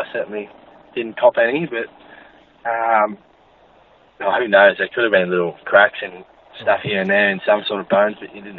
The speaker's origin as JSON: {"language": "English", "town": "Buffalo", "region": "Victoria", "country": "Australia", "tie": "born or raised there", "said": "we actually grew up in a little town in the middle of nowhere called Buffalo."}